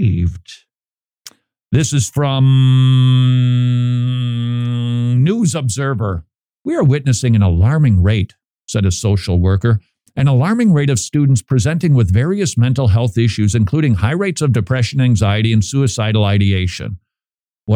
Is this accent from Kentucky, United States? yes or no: no; Minnesota, United States; Minnesota, my home state.